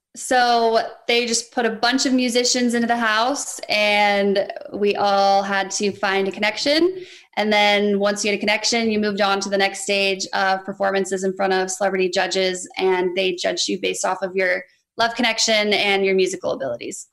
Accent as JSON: {"language": "English", "town": "Reno", "region": "Nevada", "country": "United States", "said": "I'm from Reno, Nevada"}